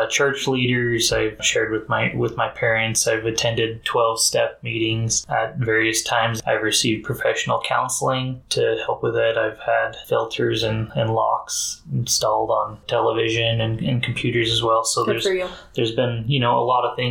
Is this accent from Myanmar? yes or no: no; Utah, United States; I grew up in a small town in Utah.